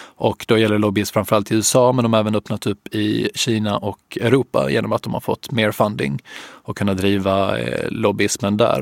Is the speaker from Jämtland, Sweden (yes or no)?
no; Helsingborg, Skåne, Sweden; moved away as an adult; jag är från Helsingborg från början